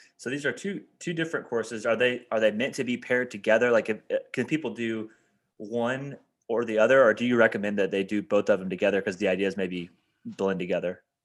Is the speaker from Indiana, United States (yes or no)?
yes; Indiana, United States; moved away as an adult; back in my hometown in Indiana.